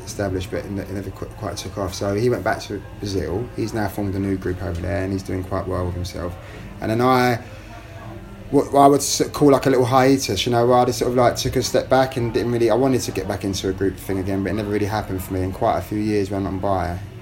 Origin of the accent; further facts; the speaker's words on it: London, United Kingdom; I was born in London